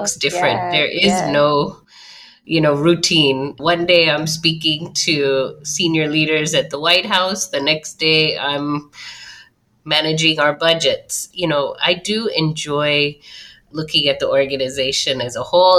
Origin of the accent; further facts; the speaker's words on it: Chicago, Illinois, United States; I grew up in the Chicago metro area